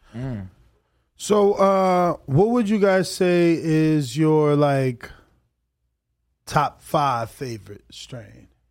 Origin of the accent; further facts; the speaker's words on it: New Jersey, United States; moved away; I'm from New Jersey